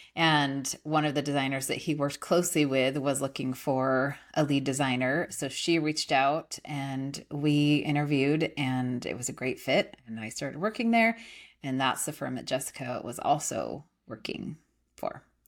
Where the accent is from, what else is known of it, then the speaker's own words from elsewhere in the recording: California, United States; moved away as an adult; also born or lived in Idaho; now in Austin, United States; I grew up in California in a little teeny town